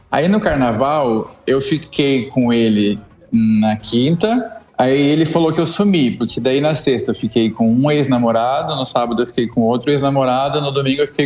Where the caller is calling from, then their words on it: Itajaí, Santa Catarina, Brazil; a gente fala de Itajaí, Santa Catarina.